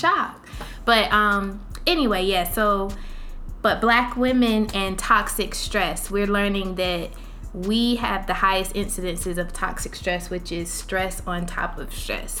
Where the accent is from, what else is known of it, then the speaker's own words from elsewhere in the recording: Jacksonville, Florida, United States; I was born in Jacksonville here. Oh. So this is my hometown